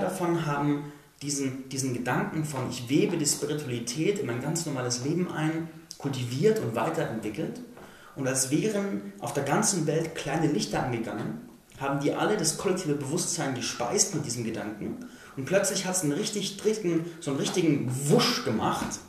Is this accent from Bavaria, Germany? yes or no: yes; Landsberg am Lech, Bavaria, Germany; moved away; da war ich in Landsberg am Lech, meiner Heimatstadt ursprünglich